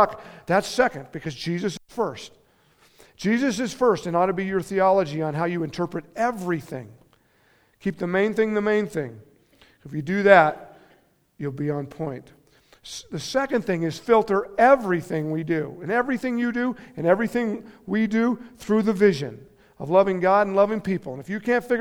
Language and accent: English; Steamboat Springs, Colorado, United States; now in Carbondale, United States; going to this church in my hometown up in Steamboat